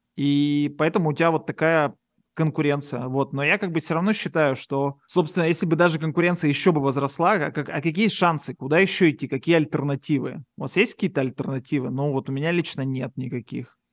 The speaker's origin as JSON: {"language": "Russian", "town": "Yekaterinburg", "region": "Sverdlovsk Oblast", "country": "Russia", "moved": "as an adult", "lives_now": "Paphos, Cyprus"}